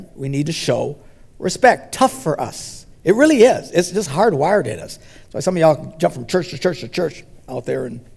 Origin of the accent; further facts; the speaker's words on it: United States; we're from the West. We're Americans